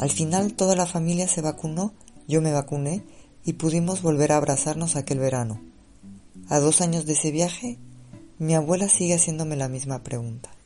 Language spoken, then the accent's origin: Spanish; Mexico; moved away as an adult; now in Madrid, Spain; soy mexicana y vivo en Madrid desde hace más de seis años